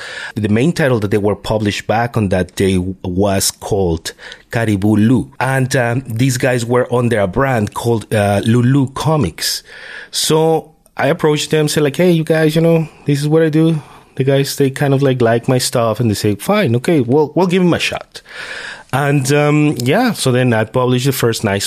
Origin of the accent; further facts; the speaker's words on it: Mexico City, Mexico; moved away as an adult; now in Canada; I'm originally from Mexico. Mexico City, actually, the big city